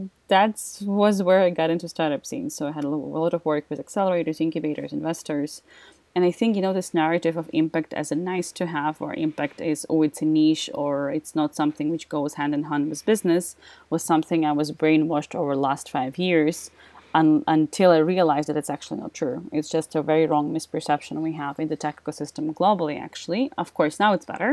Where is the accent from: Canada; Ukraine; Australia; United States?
Ukraine; moved away as an adult; now in Austria; I'm originally from Ukraine, that's where I started